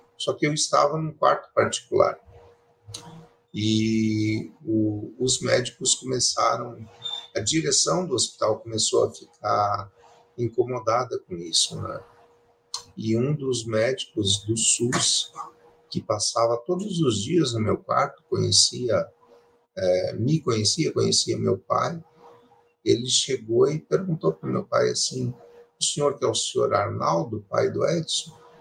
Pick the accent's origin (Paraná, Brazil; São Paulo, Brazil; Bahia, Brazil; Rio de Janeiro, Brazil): Paraná, Brazil; Curitiba; also born or lived in Pérola, Paraná; Eu nasci no interior do Paraná, em uma cidade chamada Pérola